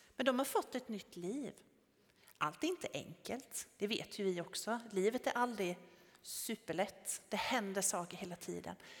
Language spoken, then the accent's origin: Swedish; Tenhult, Jönköping County, Sweden; jag kommer från Tenhult från början